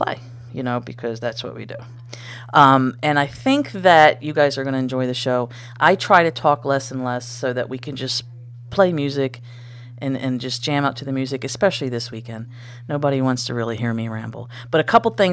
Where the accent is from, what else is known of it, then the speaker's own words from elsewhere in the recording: United States; I'm American